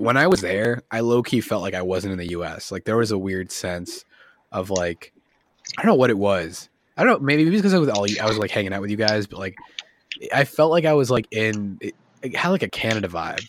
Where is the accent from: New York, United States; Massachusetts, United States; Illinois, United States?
Massachusetts, United States; Westborough; moved away; also born or lived in Rhode Island / Charlotte, North Carolina; I like grew up in Massachusetts. I was born in Rhode Island and grew up in Massachusetts.